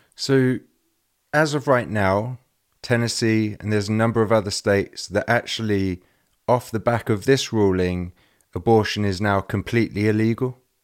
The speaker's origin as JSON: {"language": "English", "region": "England", "country": "United Kingdom", "said": "I'm English."}